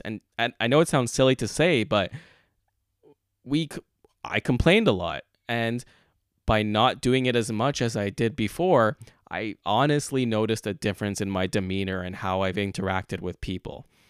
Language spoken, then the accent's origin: English; Montreal, Quebec, Canada; moved away as an adult; now in Toronto, Canada; I am born and raised in Montreal